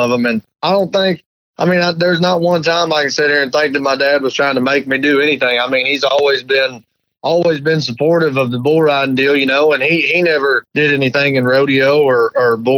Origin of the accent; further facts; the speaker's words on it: about 20 miles north of Kansas City, Missouri, United States; about 20 miles north of Kansas City there